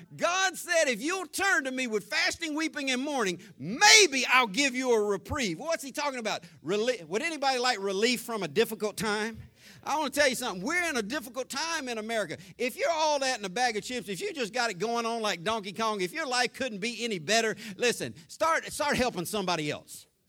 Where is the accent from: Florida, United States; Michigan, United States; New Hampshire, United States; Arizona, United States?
Florida, United States; Jacksonville; growing up in Florida, North Florida, Jacksonville, born, raised on the west side of Jacksonville